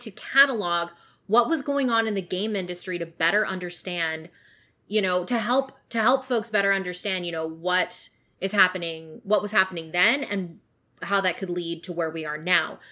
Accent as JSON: {"language": "English", "region": "British Columbia", "country": "Canada", "tie": "born or raised there", "said": "I grew up in British Columbia"}